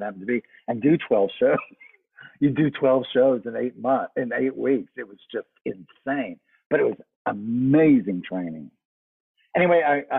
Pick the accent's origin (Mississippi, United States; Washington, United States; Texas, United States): Texas, United States; Southeast; I grew up in Southeast Texas in a very, very, very small town, tiny town